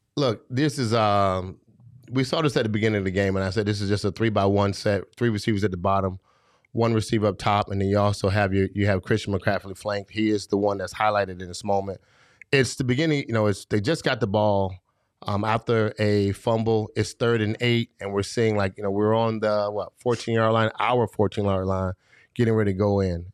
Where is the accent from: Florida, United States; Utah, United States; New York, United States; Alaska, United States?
Florida, United States; I'm from Florida.